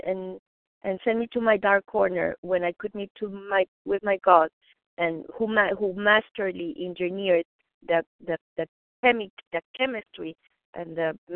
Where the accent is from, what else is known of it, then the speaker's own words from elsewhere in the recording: Mexico City, Mexico; moved away; I was raised vegetarian in Mexico City